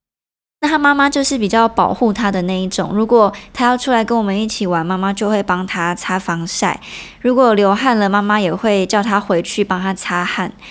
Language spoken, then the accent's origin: Chinese; Nanzhuang, Miaoli County, Taiwan; first language Hakka; Chinese is a second language; now in Taipei, Taiwan; 我小时候是住在苗栗县的南庄乡，我觉得它是一个湿漉漉的半山腰